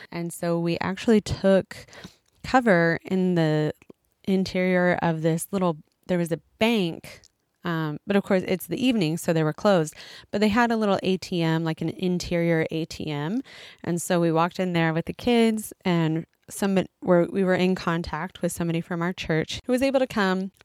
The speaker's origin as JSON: {"language": "English", "country": "United States", "moved": "as an adult", "lives_now": "Japan", "said": "I'm an American who's living in Japan with my husband and two kids."}